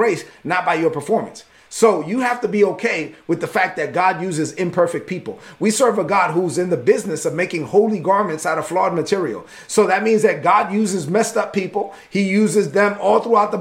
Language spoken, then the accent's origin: English; New York City, New York, United States; I was raised as a son of immigrants in East New York, Brooklyn